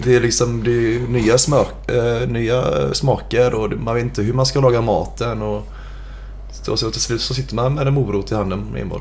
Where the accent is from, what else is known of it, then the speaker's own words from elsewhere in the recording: Gothenburg, Västra Götaland, Sweden; Jag är uppvuxen på Bergkvistgatan